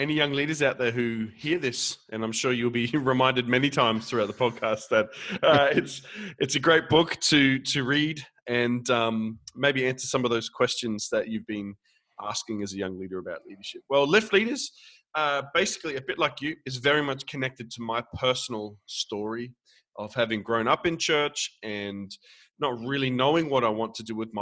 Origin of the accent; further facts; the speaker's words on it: Australia; I'm from the other side of the planet. I'm from Australia, down under